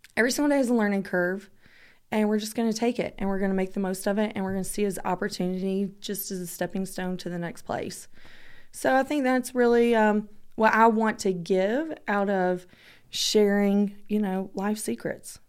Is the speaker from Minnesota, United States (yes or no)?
no; Georgia, United States; I'm from Georgia